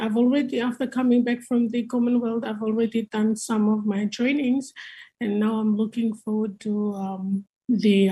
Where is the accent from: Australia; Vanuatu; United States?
Vanuatu; Malekula, Malampa; I'm from Malekula, one of the second biggest island